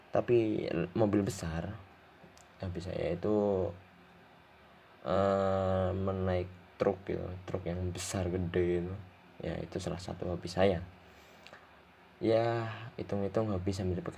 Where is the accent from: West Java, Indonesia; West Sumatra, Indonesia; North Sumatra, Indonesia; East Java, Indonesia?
East Java, Indonesia; Muncar; saya ini asal dari Banyuwangi Banyuwangi Muncar tempat tinggal saya